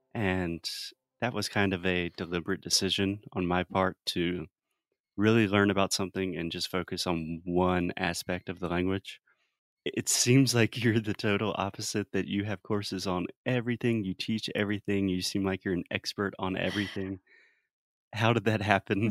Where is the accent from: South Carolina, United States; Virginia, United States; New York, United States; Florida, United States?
South Carolina, United States; an American born and raised in South Carolina